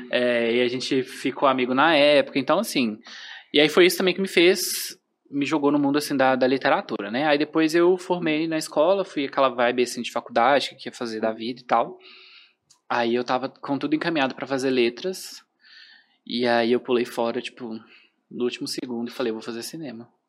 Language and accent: Portuguese; João Monlevade, Minas Gerais, Brazil; now in Belo Horizonte, Brazil; Eu sou de João Levade.